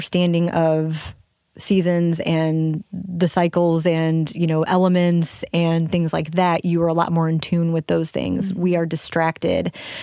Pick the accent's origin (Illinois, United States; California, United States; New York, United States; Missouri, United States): Missouri, United States; St. Louis; I'm from St. Louis. You know, mm-hmm. I mentioned my family's been here for a long time, about 200 years, actually.